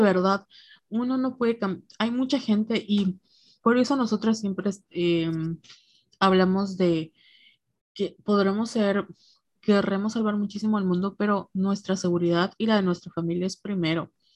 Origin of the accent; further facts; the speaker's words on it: Mexico; moved away; crecer como, como mujer mexicana en México